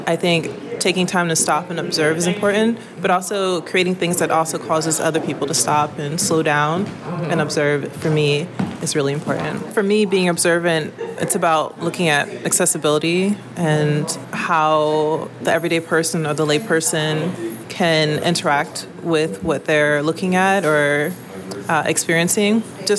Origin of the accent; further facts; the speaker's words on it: Philadelphia, Pennsylvania, United States; I'm from West Philly. My family goes back 3 generations.